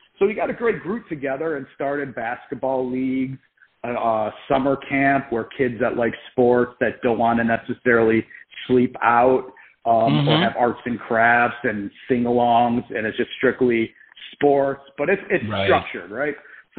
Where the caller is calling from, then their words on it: Boca Raton, Florida, United States; I'm actually calling from Boca Raton, Florida